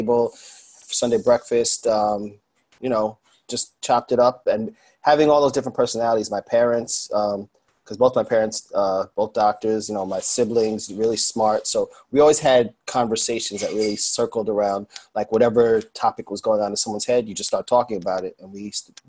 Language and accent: English; Brooklyn, New York, United States; also born or lived in Long Island, New York / Miami, Florida; Originally, Brooklyn originally